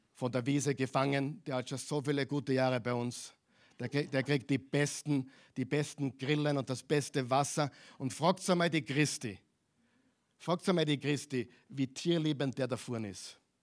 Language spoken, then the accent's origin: German; Austria; also born or lived in Vienna; Wir sind Österreicher hier in Wien